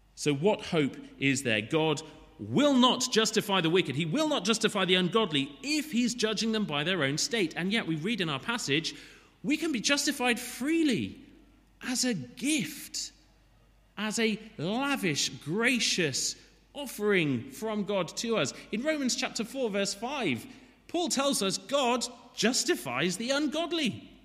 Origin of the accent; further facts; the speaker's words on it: Wales, United Kingdom; As a Welshman